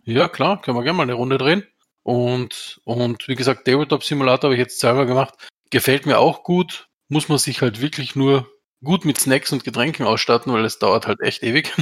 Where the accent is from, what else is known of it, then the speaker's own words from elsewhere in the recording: Austria; wie man bei uns in Österreich sagt